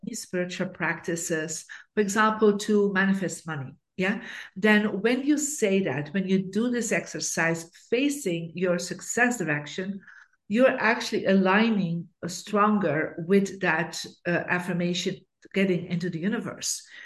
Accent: Bruges, Flanders, Belgium; I actually grew up in Belgium in a beautiful city called Bruges.

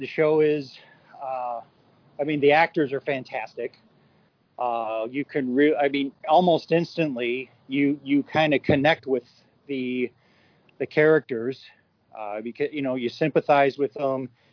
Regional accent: upstate New York, United States; I grew up in the North. I grew up in upstate New York

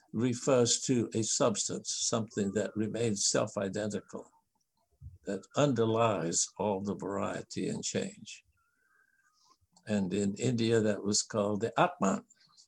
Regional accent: Japan; I'm not a linguist who has studied all the different languages, but I grew up in Japan

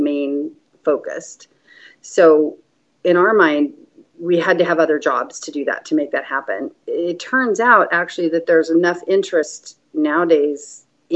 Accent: San Joaquin Valley, California, United States; now in Oregon, United States; I grew up in farming in the San Joaquin Valley of California

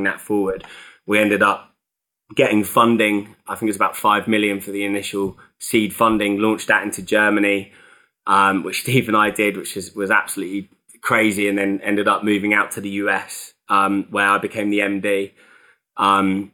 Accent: North Cornwall, South West England, United Kingdom; So I'm from Cornwall originally. So I grew up down in North Cornwall

